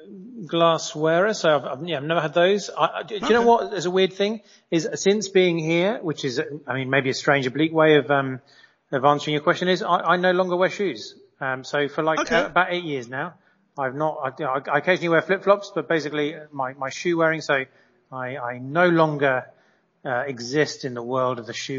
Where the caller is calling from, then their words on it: Mexico; I'm calling you from Mexico